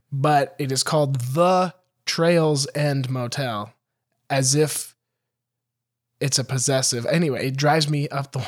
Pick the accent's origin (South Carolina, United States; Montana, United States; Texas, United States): Montana, United States; my hometown in Montana